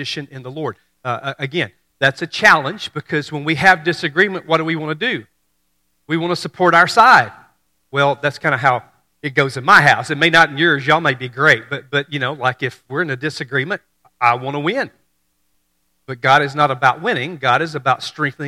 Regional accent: Mississippi, United States; I grew up in Mississippi

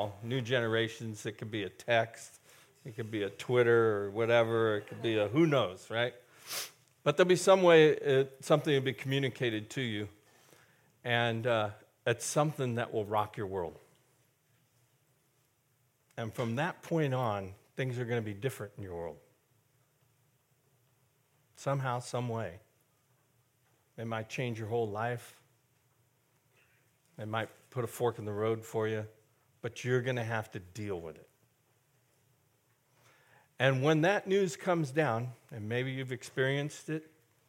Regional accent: Castro Valley, California, United States; the house where I grew up in Castor Valley

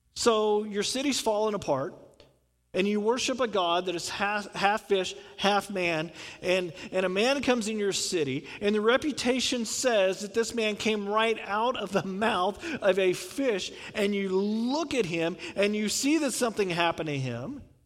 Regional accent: the South, United States; I'm from the South

